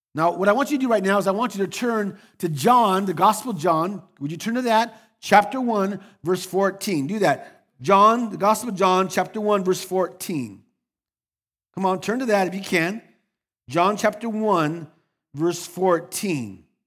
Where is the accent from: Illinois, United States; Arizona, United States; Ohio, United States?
Arizona, United States; Phoenix; I was born on October 8th, 1962, in Phoenix, Arizona, to Albert and Ramona Perez